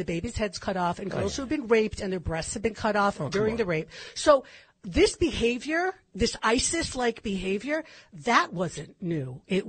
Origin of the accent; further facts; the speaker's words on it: California, United States; also born or lived in Los Angeles; now in Israel; I grew up in California.